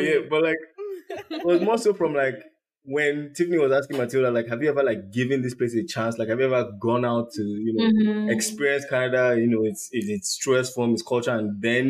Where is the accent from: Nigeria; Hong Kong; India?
Nigeria; now in United States; being here, not feeling American, then also going home and not feeling as Nigerian